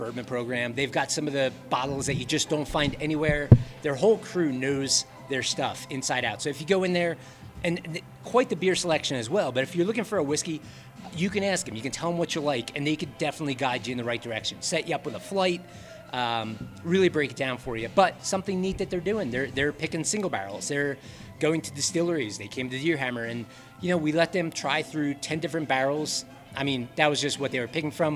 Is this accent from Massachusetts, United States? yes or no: no; Philadelphia, Pennsylvania, United States; moved away as an adult; also born or lived in Denver, Colorado; now in Buena Vista, United States; I grew up in Philly, moved to the city for school, went to art school